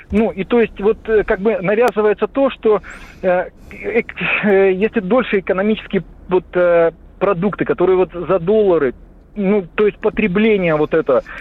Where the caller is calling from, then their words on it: Prokhladny, Kabardino-Balkaria, Russia; Здравствуйте, я из города Прохладного, Кабардино-Балкария.